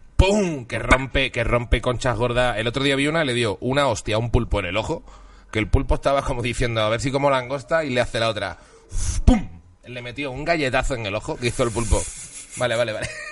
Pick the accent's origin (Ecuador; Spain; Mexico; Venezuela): Spain; Seville, Andalusia; also born or lived in Huelva / Basque Country; now in Madrid, Spain; nacido en Huelva, criado en Sevilla y con media familia vasca